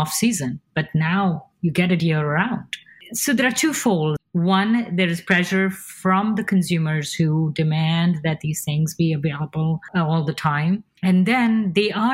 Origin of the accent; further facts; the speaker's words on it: India; I'm from India